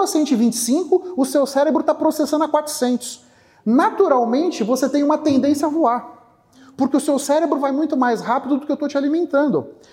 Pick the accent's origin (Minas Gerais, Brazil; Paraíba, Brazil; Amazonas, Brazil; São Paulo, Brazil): São Paulo, Brazil; also born or lived in Bahia; eu nasci na Bahia, fui criado aqui em São Paulo.